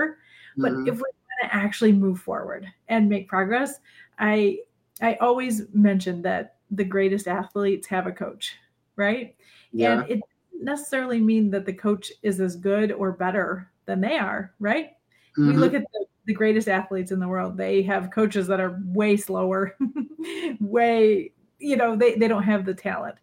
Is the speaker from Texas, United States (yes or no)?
no; Michigan, United States; moved away as an adult; now in Illinois, United States; I grew up in Michigan and have lived in Michigan and Illinois my entire life